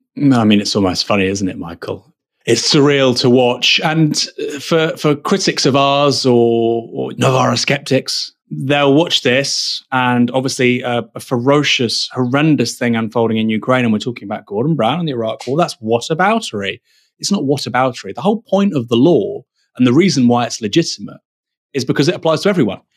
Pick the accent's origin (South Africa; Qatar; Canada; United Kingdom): United Kingdom; a British national